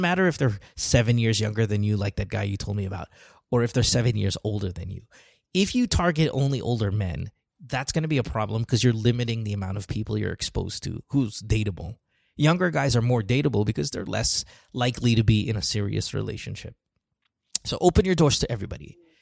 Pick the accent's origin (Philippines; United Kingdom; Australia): Philippines; my growing up in the Philippines